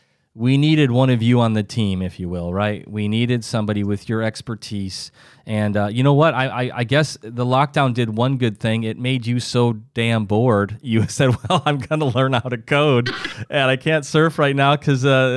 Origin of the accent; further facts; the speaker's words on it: South Dakota, United States; moved away; I'm originally from South Dakota